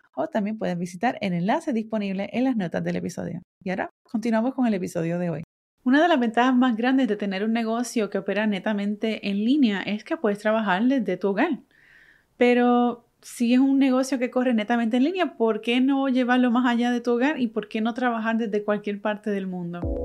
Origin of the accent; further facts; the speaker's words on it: Puerto Rico; first language Spanish; Aunque yo nací y me crié en Puerto Rico, soy boricua, mi primer idioma es el español